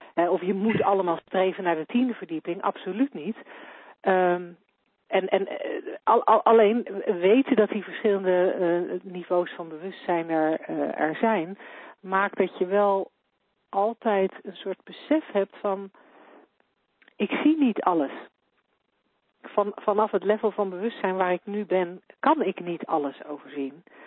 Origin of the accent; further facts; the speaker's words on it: Netherlands; voor mij als Nederlander